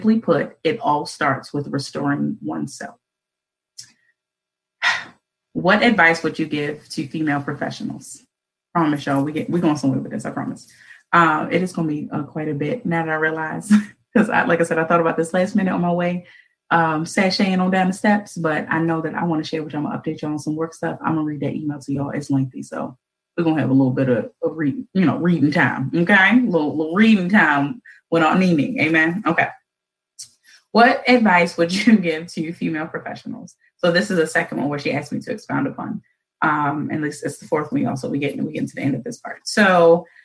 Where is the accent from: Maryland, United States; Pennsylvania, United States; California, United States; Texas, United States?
Maryland, United States; Baltimore; born and raised in Baltimore